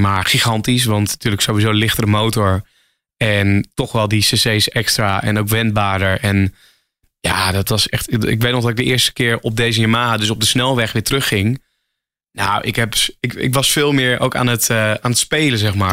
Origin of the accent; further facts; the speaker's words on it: Emmen, Drenthe, Netherlands; moved away as an adult; now in Hilversum, Netherlands; oorspronkelijk kom ik uit Emmen, Drenthe. Ik woon nu iets van acht jaar in Hilversum